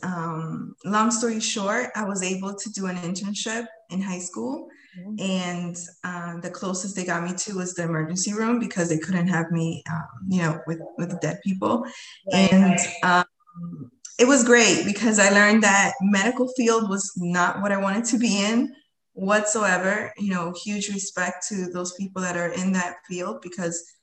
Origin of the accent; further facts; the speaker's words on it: Lowell, Massachusetts, United States; also born or lived in Colombia; I came to this country when I was 7 years old. And we came to, you know, Lowell, Massachusetts. So I'm a fellow, you know, Lowellian